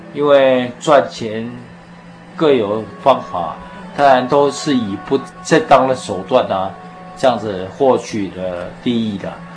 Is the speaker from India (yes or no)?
no; Taiwan; 我从小是在眷村里面长大，啊，我是四十三年次的